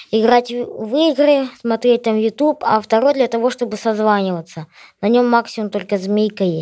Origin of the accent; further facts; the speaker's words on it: Yekaterinburg, Sverdlovsk Oblast, Russia; мне 10 лет, я из Екатеринбурга